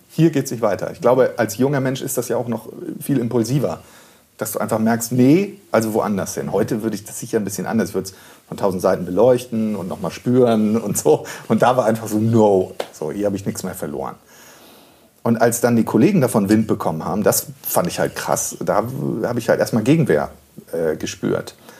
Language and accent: German; Rendsburg, Schleswig-Holstein, Germany; moved away; also born or lived in Freiburg; ich bin in Schleswig geboren, in äh, Rendsburg, in einem Dorf bei Rendsburg groß geworden